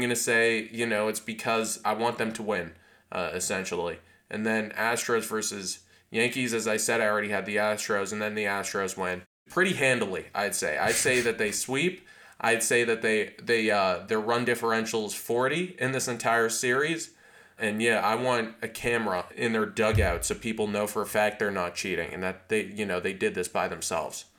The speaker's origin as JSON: {"language": "English", "country": "Canada", "said": "I'm Canadian"}